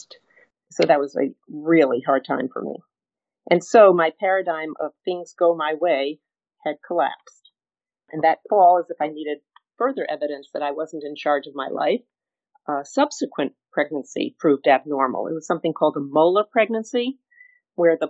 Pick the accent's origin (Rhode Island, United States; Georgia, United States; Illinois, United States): Rhode Island, United States; Providence; I was brought up in Providence, Rhode Island in the 1950s